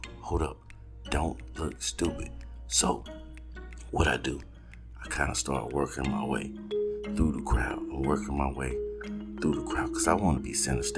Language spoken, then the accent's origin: English; Georgia, United States; I'm from not only from the South, I am from Georgia